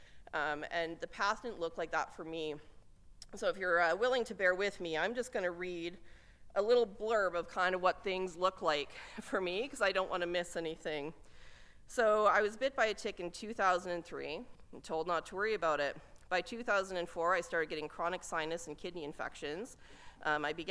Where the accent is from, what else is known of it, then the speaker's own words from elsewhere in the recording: Lethbridge, Alberta, Canada; moved away; being back in my hometown. This is where things started for me. This is where my career started, and I always have a great affinity, affection, and respect for coming back to Lethbridge.